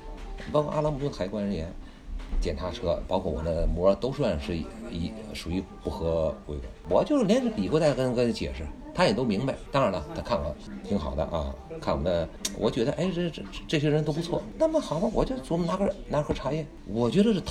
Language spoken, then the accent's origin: Chinese; China; 有些人呐，我们中国人就是说，还是就是两百年，有时候看洋人就害怕。